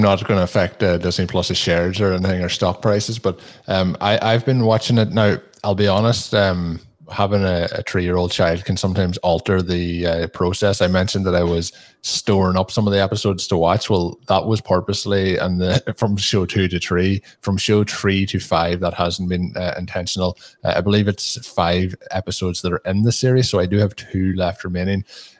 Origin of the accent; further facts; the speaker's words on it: Ireland; me being an Irish person, there's quite strong Irish accents in it